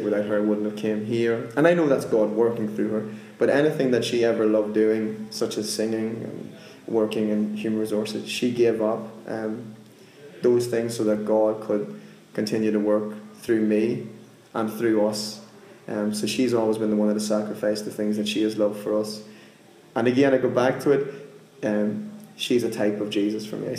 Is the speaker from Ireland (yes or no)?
yes; Monaghan, Ulster, Ireland; I'm from Ireland, a place called Monaghan. I grew up in a village of like 70 people